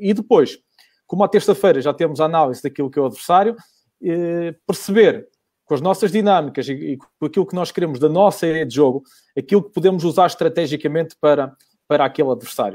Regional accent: Vila Pouca de Aguiar, Norte, Portugal; recordo-me que eu estou em Vila Real, sou de Vila Real, sou de, de Vila Pouca

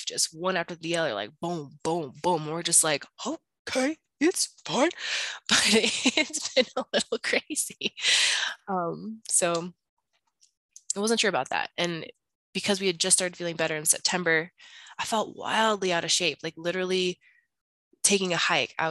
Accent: Bloomington, Illinois, United States; also born or lived in Colorado / Chicago, Illinois; where I'm from, to Bloomington in Illinois

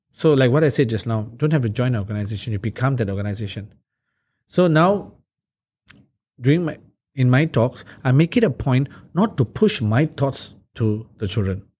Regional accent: Singapore; also born or lived in Hillview, Singapore; We moved from Marsiling, we moved to Hillview

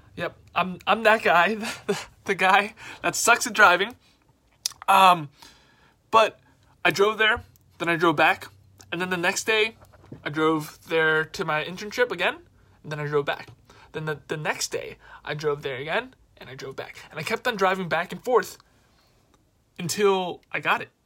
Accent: New York City, New York, United States; I'm from New York City

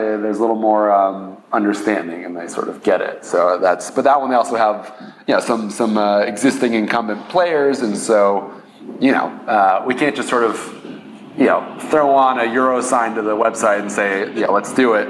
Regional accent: Los Angeles, California, United States; I grew up in uh, Los Angeles

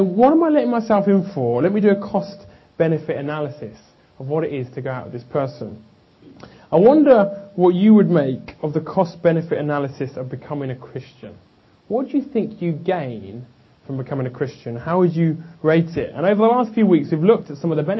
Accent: England, United Kingdom; being English

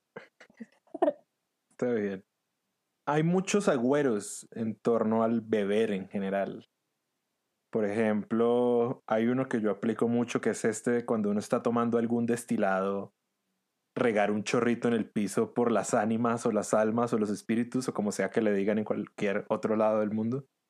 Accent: Venezuela; moved away; yo nací y crecí en Venezuela

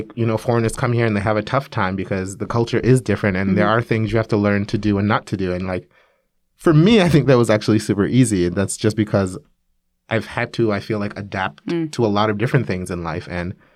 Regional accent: New York, United States; moved away as an adult; now in Korea; I grew up in New York, in Brooklyn, New York

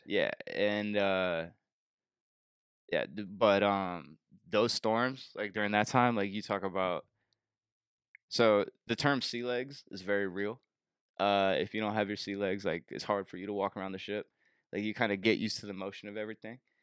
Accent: Bay Area, California, United States; moved away as an adult; I'm from the Bay Area

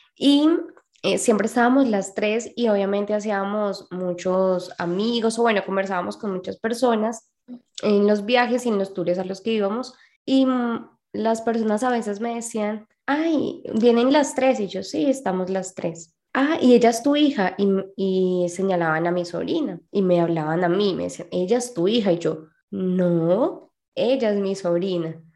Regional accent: Colombia; de Colombia

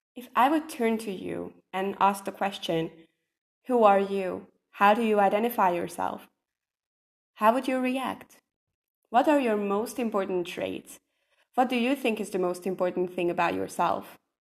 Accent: Hungary; I'm from Hungary

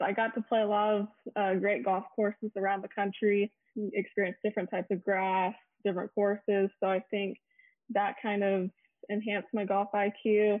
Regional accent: Austin, Texas, United States; I'm currently a professional golfer on the LPGA Tour. This is my rookie year. I'm from Austin, Texas.

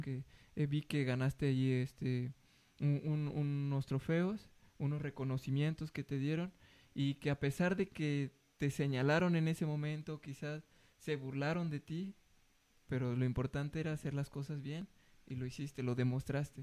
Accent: Mexico; nosotros como mexicanos

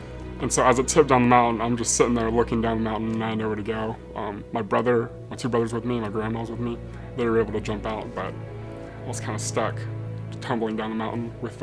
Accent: Atlanta, Georgia, United States; also born or lived in Dallas, Texas; I moved to Atlanta when I was 2 years old

